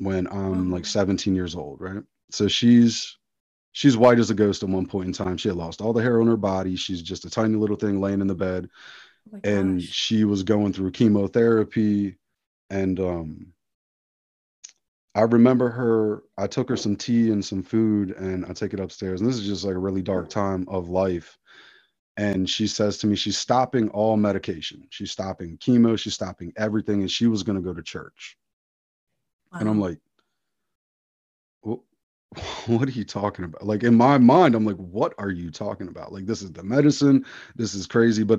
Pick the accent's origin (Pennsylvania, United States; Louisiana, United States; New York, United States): Pennsylvania, United States; outside of Philadelphia; I grew up very secular outside of Philadelphia, Pennsylvania